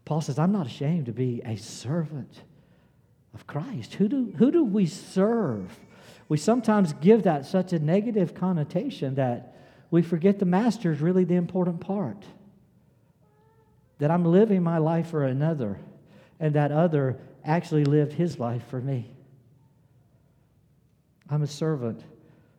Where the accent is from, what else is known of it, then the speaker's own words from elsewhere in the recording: South Carolina, United States; I was born in South Carolina. I grew up in South Carolina. I live in South Carolina